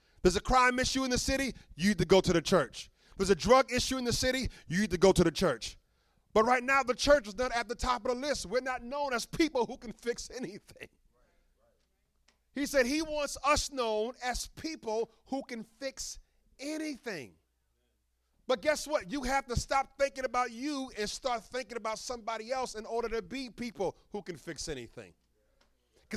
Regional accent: New York City, New York, United States; I grew up in Brooklyn

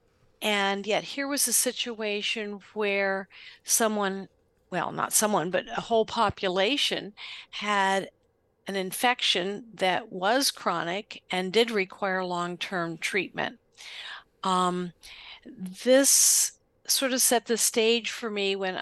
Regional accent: Western Maryland, United States; I was born and raised in Western Maryland.

